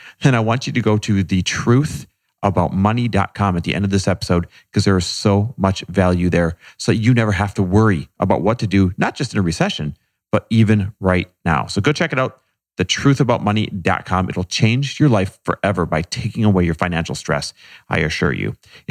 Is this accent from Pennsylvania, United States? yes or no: no; Wisconsin, United States; I'm Midwest born and raised, Wisconsin area